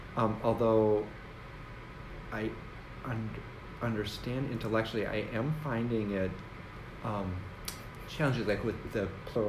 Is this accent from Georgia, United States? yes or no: no; Athens, Ohio, United States; born there; I was born in Athens. I think I told you that, didn't I? Mm-hmm. Yeah. So I was born there, but I really, you know, I was like two when we moved